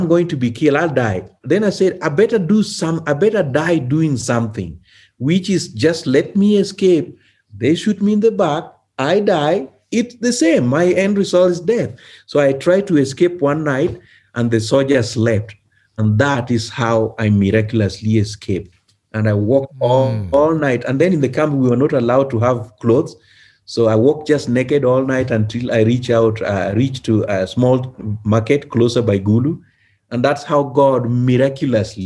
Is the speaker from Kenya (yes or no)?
yes; Kenya; moved away; I was from Kenya